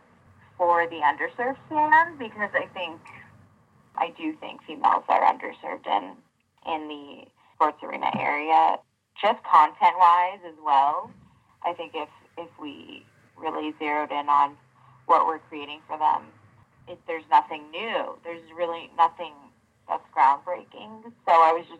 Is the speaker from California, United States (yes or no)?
yes; Big Bear, California, United States; when I was growing up there